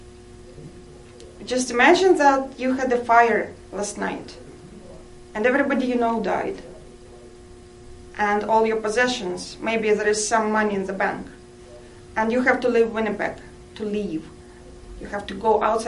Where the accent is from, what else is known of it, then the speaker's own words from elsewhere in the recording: Russian Far East, Russia; English is a second language; moved away as an adult; now in Canada; I come from Russia, far eastern part